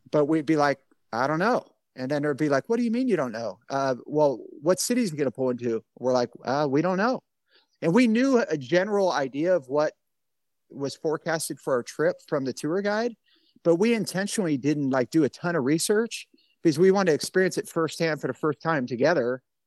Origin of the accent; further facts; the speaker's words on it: Bay Area, California, United States; also born or lived in Alaska; I grew up in the Bay Area and I didn't leave California much other than I, I lived in Alaska for a couple of years in the military